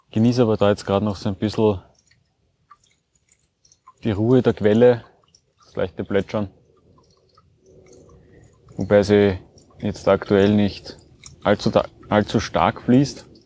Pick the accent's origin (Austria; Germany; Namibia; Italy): Austria; Breitenfurt, Lower Austria; Und zwar mache ich heute eine 19 Kilometer lange Wanderung rund um meinen Heimatort Breitenfurt bei Wien.